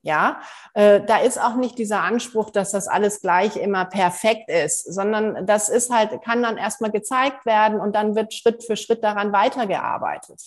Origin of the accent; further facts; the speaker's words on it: Germany; bei uns in Deutschland